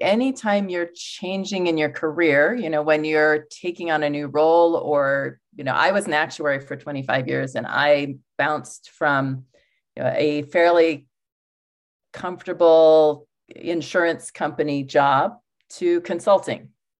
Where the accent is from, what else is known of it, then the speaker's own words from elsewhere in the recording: Wyoming, United States; moved away as an adult; also born or lived in Brazil; I grew up in Wyoming. I don't know if you know, Wyoming has like more sheep than people.